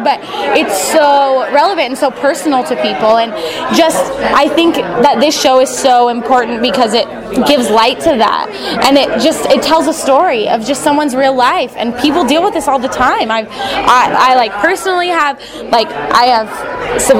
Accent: Merced, California, United States; from Merced, California

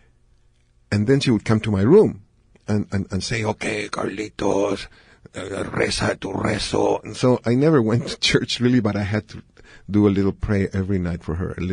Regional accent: Chile; in Chile, people don't think I'm from Chile

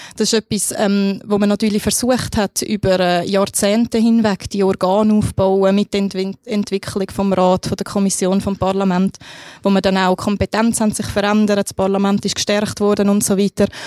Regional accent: Switzerland; als Schweizer

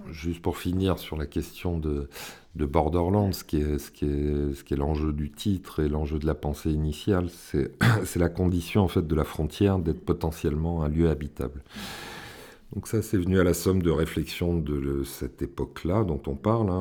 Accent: Villeurbanne, Auvergne-Rhône-Alpes, France; je suis originaire de Villeurbanne

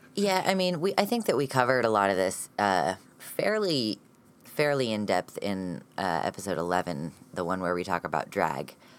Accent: United States; an American transmasculine, non binary, genderqueer person.

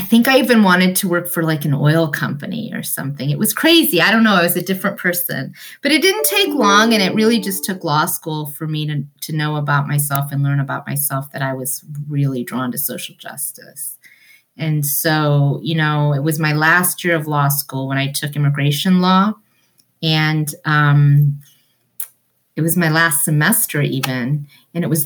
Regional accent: New London, Ohio, United States; English is a second language; also born or lived in India / Cincinnati, Ohio; over the years, we moved up to Central Ohio to a small farm community called New London, Ohio. And that's where I grew up and graduated from high school

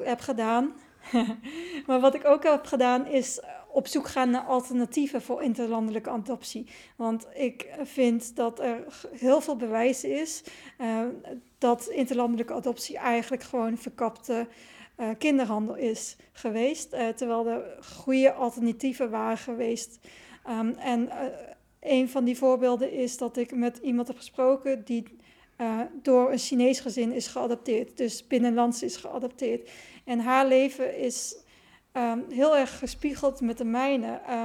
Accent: Netherlands; also born or lived in China; ik was eh, opgegroeid in een wit dorp

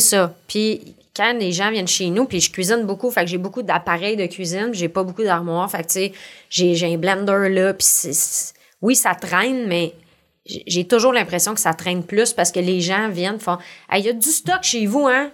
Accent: Montreal, Quebec, Canada; accent: accent de pauvre; j'appelle mon accent de pauvre, là, c'est que je viens du sud-ouest de Montréal

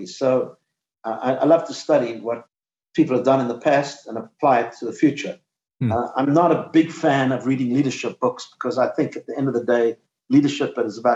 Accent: South Africa; now in United States; I grew up in South Africa

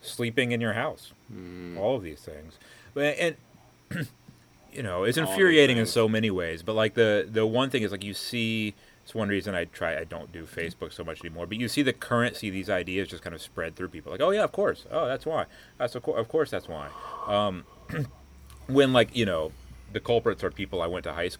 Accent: Destin, Florida, United States; now in Kyoto, Japan; when I was growing up in Destin

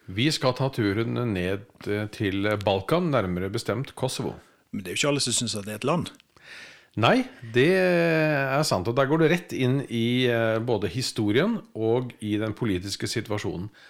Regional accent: Norway; Men for oss som nordmenn så er det et land?

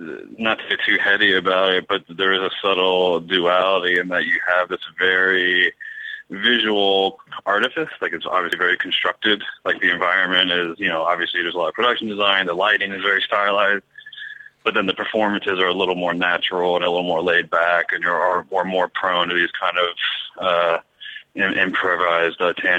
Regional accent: East Coast, United States; I'm from the East Coast and I've been in an East Coast winter

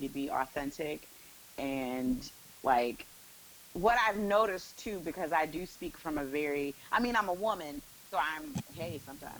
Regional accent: Evanston, Illinois, United States; I grew up outside of Chicago. {S0} Oh, okay. {S4} In Evanston, Illinois. So I'm a Midwest girl.

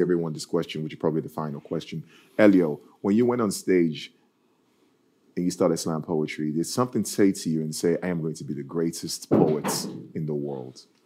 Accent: Nigeria; now in Norway; my story growing up in Nigeria.

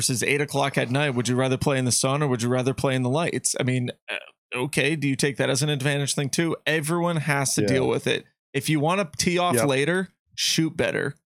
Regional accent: East Coast, United States; I'm from the East Coast.

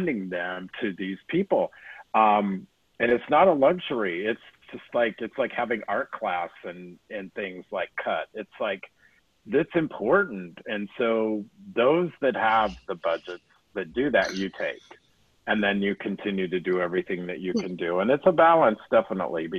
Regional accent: Wyoming, United States; growing up in Wyoming

